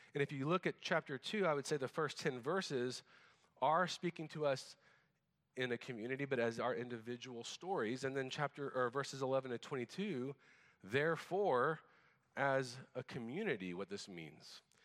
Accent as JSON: {"language": "English", "country": "United States", "also_born_or_lived": "Japan", "said": "as an American"}